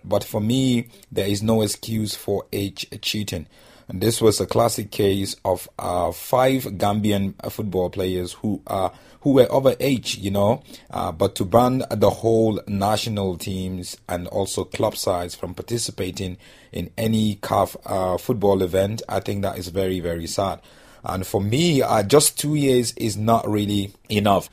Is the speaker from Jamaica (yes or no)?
no; Nigeria; I'm Nigerian